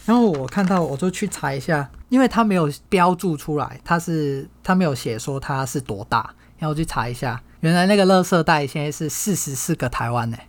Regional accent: Hong Kong; 我从小在香港长大

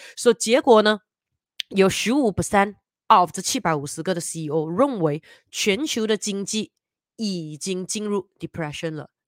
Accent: Malaysia; 身为马来西亚人民的我们

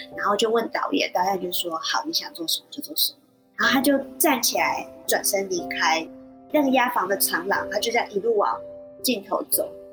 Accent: Shuishang, Chiayi County, Taiwan; 我自己就是水上人，然后这是我从小听的故事

